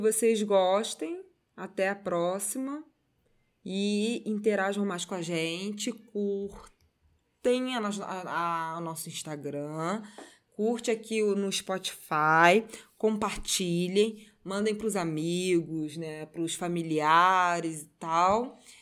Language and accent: Portuguese; Brazil; a gente, como brasileiro